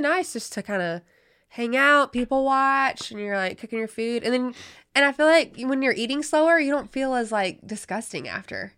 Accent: High Point, North Carolina, United States; I am from High Point, North Carolina.

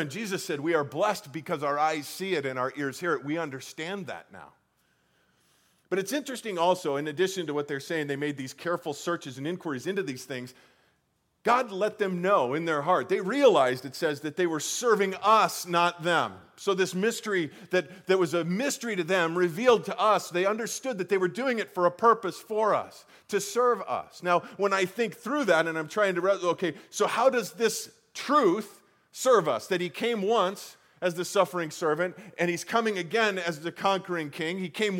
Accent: Colorado, United States; Again, I grew up in Colorado where we have real mountains.

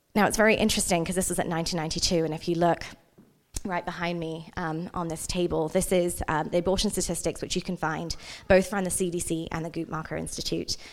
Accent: England, United Kingdom; also born or lived in India; now in Utah, United States; I was born in India, but I grew up in England.

